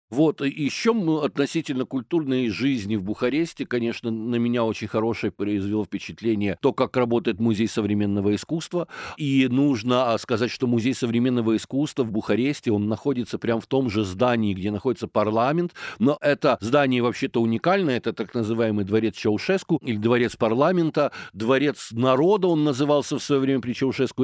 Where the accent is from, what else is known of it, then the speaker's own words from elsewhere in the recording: Kyiv, Ukraine; я киевлянин